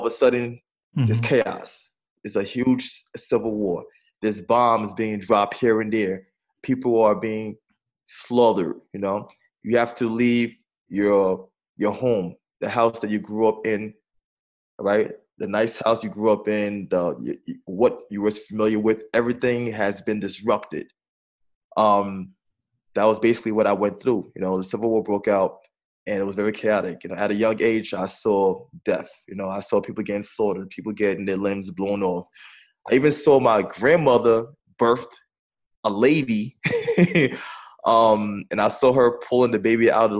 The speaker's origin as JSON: {"language": "English", "town": "New York City", "region": "New York", "country": "United States", "tie": "born or raised there", "also_born_or_lived": "Brooklyn", "said": "they decided to move to Staten Island, right? And moving to Staten Island, we were given, I should say, I was given a second chance because I was in a better environment and I was exposed to a better school"}